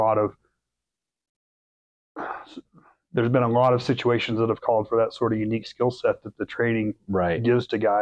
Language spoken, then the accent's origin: English; Kansas, United States; I grew up in Kansas